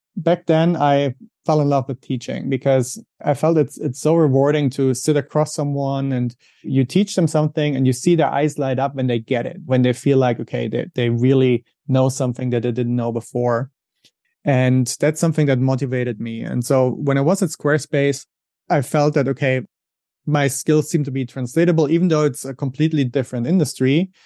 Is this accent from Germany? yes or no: yes; Germany; English is a second language; moved away as an adult; also born or lived in Switzerland / England; now in United States; I'm originally from Germany, as you may be able to hear from my accent. That's where I grew up.